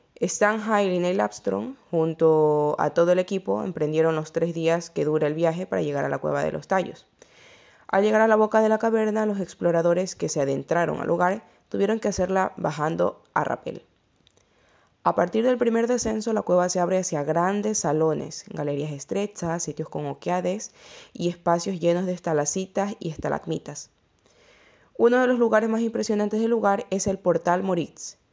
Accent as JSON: {"language": "Spanish", "country": "Ecuador", "said": "el país de donde yo soy, de Ecuador"}